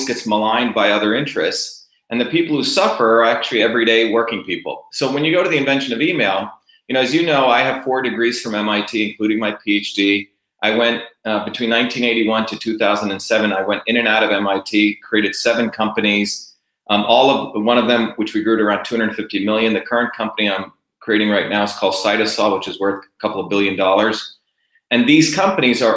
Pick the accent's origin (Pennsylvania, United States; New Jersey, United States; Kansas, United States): New Jersey, United States; Bombay, India; also born or lived in Mumbai, India; I grew up in Bombay as a young kid, but I also grew up in a deep village.